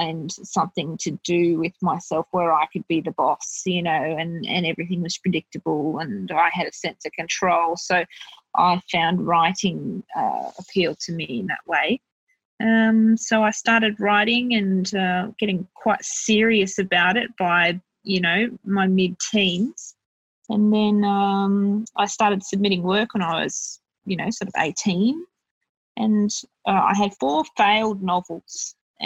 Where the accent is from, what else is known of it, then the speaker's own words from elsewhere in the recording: Bankstown, New South Wales, Australia; I'm from Bankstown